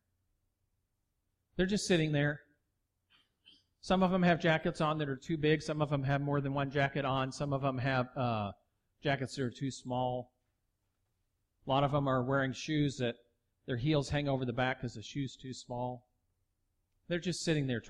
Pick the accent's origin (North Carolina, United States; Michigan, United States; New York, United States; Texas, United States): Texas, United States; I'm from Texas.